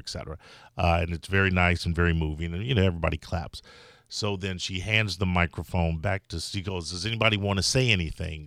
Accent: Chicago, Illinois, United States; now in Florida, United States; I'm from Chicago

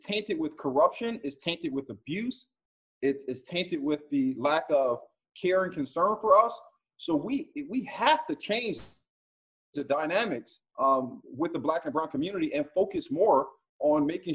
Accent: Philadelphia, Pennsylvania, United States; now in Broward County, United States; When I was a young man growing up in Philadelphia

